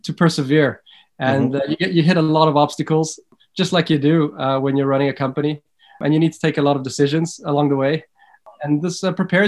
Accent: Johannesburg, Gauteng, South Africa; moved away as an adult; also born or lived in London / Sydney / Israel; now in Stockholm, Sweden; I'm born and bred in Johannesburg in South Africa, but I've been living outside of South Africa now for just over 15 years.

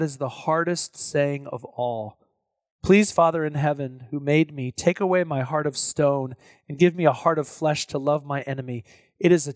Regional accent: Texas, United States; I'm from Texas.

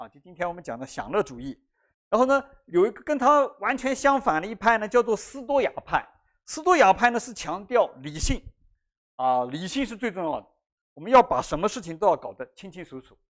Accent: China; 我们中国人的智慧有一句话叫做"信则有，不信则无"啊，就是这样的道理哈。

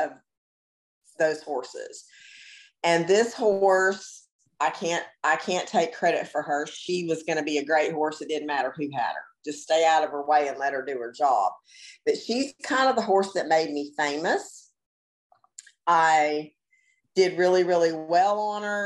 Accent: Florida, United States; I grew up in Florida

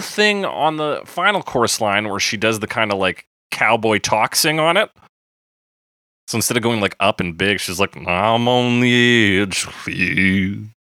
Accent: Canada; we count as Canadian content

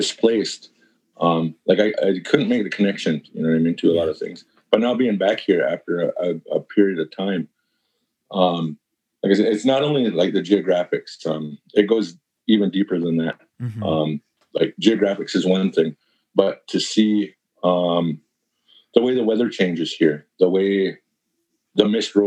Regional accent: Canada; moved away as an adult; now in Ithaca, United States; we live in this flat piece of land up here in Canada, you know what I mean? It's really flat and there's really nothing.

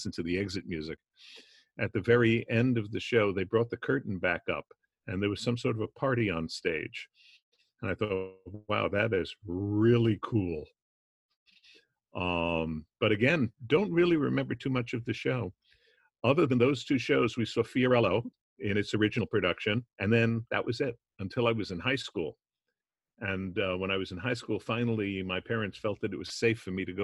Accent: New York City, New York, United States; I grew up in the Bronx

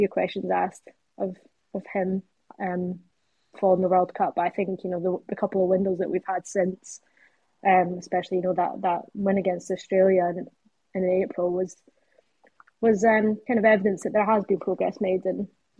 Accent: Brechin, Scotland, United Kingdom; I'm from Brecon

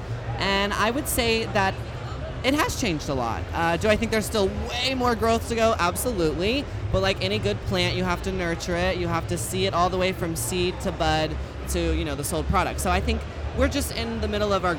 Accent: Texas, United States; I'm a Texas hoe

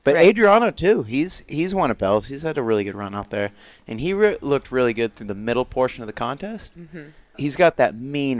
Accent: Florida, United States; I'm from Florida.

